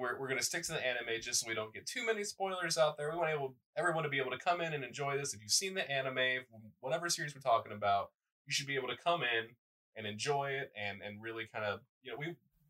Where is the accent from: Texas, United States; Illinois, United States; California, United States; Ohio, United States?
Texas, United States; I'm from Texas, if you hadn't noticed.